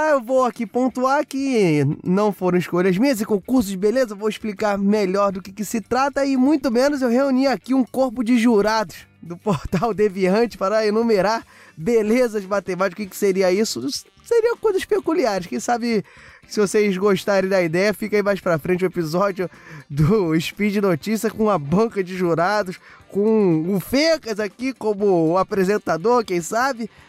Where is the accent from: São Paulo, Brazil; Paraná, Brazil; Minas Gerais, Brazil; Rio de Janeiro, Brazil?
Rio de Janeiro, Brazil; Eu não quero lembrar desse momento como carioca que sou, mas estamos aqui